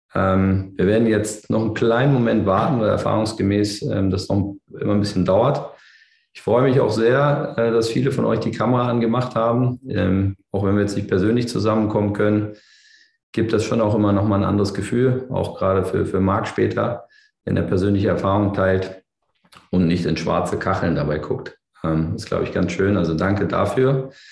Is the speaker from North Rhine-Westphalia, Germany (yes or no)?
no; Berlin, Germany; ich bin ja Berliner